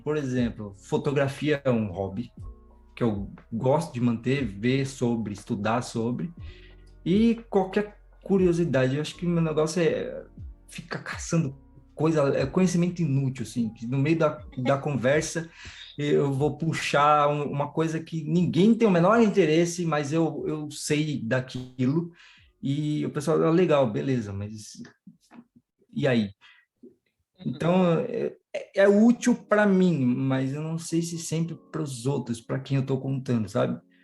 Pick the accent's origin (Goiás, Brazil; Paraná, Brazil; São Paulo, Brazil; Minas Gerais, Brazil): São Paulo, Brazil; Sou de São Paulo, zona sul do, do, São Paulo aqui, zona sul do zona sul do zona sul, que é Grajaú